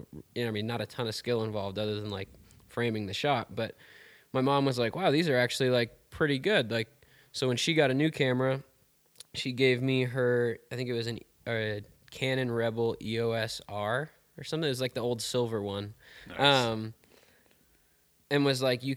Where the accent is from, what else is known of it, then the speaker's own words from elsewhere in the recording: Wisconsin, United States; moved away as an adult; now in Bozeman, United States; originally I'm from Wisconsin. I grew up there, went to high school there, and when I was 18 moved out to Montana